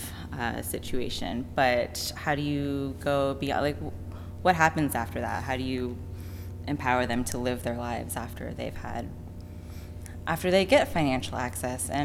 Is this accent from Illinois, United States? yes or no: no; San Francisco, California, United States; moved away as an adult; also born or lived in London / Paris / New York; I'm from San Francisco